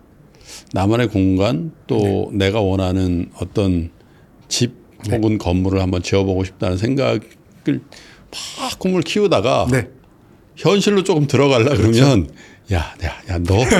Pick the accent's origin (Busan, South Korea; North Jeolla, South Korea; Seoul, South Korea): Seoul, South Korea; 저는 강북에서 자랐는데